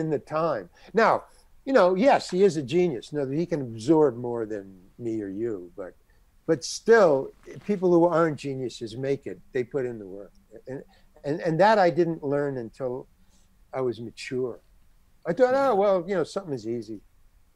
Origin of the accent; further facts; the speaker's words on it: New York City, New York, United States; moved away as an adult; also born or lived in Syracuse; I came from Far Rockaway. I went to Far Rockaway High School